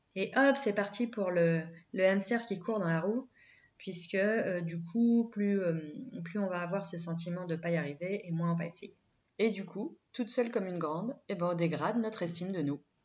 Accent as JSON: {"language": "French", "country": "France", "said": "on est français"}